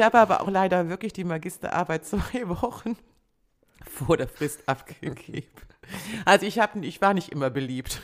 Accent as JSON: {"language": "German", "region": "Rhineland", "country": "Germany", "said": "als Rheinländerin mit preußischem mit preußischer Disziplin"}